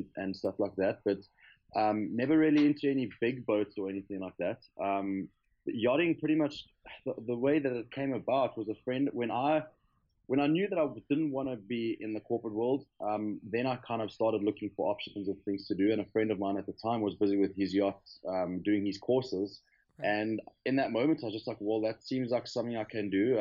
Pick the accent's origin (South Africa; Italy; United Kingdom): South Africa; Johannesburg, Gauteng; moved away as an adult; I'm from South Africa, from Johannesburg